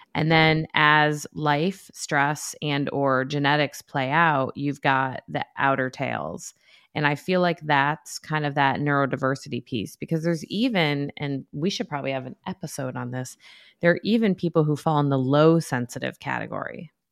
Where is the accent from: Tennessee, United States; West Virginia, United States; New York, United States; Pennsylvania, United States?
New York, United States; now in North Carolina, United States; I'm from New York